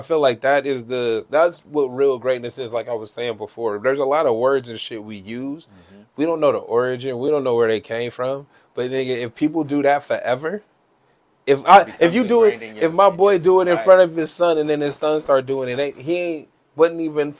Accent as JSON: {"language": "English", "country": "United States", "said": "we're Americans"}